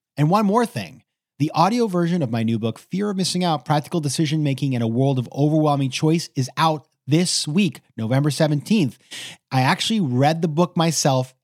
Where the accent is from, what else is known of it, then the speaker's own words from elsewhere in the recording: Maine, United States; my home state of Maine